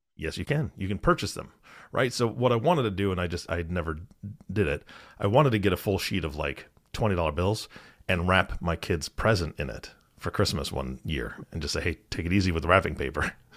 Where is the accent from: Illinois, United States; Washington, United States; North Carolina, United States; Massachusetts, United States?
Washington, United States; I grew up in Washington State